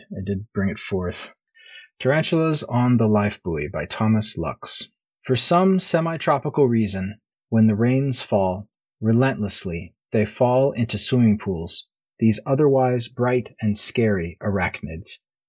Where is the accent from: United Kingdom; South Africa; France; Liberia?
Liberia; Like, when I grew up mostly in Liberia, and, you know, they've got, like, those, like, big, crazy, like, rhino beetles and stuff there